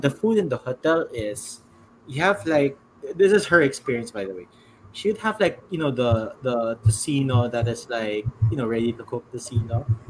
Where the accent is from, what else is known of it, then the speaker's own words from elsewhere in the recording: San Juan, Metro Manila, Philippines; I'm from San Juan City, like that. I'm just staying here for a few days.